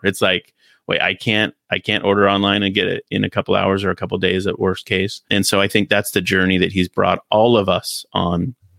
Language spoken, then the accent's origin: English; United States; in my hometown, little town where I grew up, Sears store was the big store you'd go